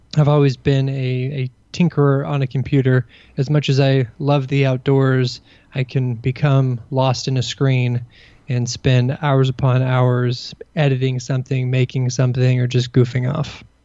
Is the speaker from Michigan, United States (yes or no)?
no; Kentucky, United States; moved away as an adult; also born or lived in Burkina Faso / Indiana; now in Washington, D.C., United States; I grew up in Kentucky in a somewhat rural setting outside of a, a large town